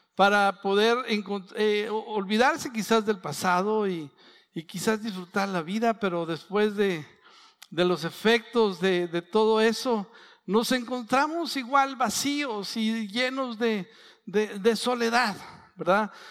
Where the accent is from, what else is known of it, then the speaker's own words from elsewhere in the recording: San Pedro, Coahuila, Mexico; soy de San Pedro, de las colonias, iba a Chávez, a Francisco y Madero, son 30 kilómetros